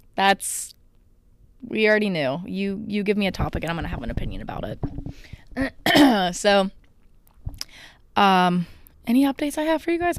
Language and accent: English; United States; I am an American